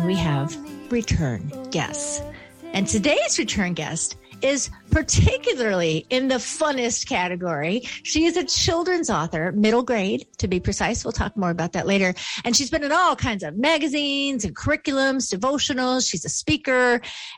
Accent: Buffalo, New York, United States; accent: Western New York; I'm from Buffalo, New York

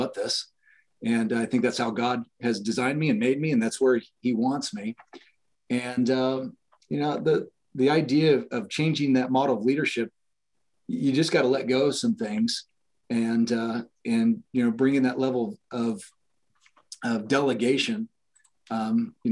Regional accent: Fullerton, California, United States; now in Washington, Indiana, United States; I grew up in Fullerton, California

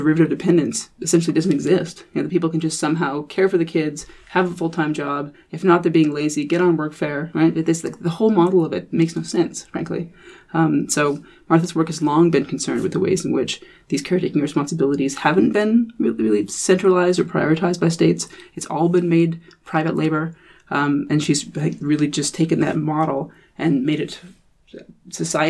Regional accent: Canada; me being a Canadian and a Canadian legal scholar

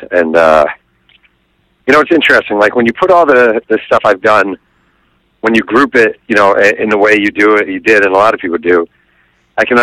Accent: New York, United States; I mean, I grew up in New York, right in that era. I mean, that was my boyhood.

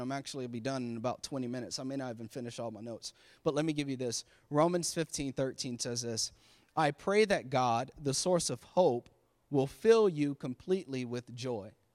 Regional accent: Florida, United States; now in Maryland, United States; I'm from Florida, so I have summer all, we had summer all year long

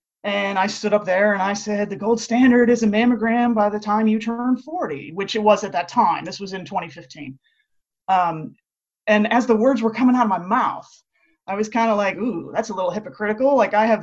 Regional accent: Latrobe, Pennsylvania, United States; moved away as an adult; also born or lived in Pittsburgh, Pennsylvania / Philadelphia, Pennsylvania; now in Tampa, United States; I grew up in Latrobe, Pennsylvania, which most people know as Mr. Rogers' neighborhood.

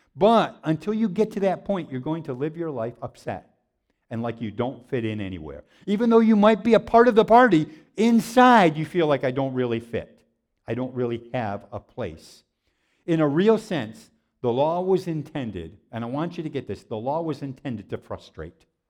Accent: Waterloo, New York, United States; I grew up in Waterloo, New York

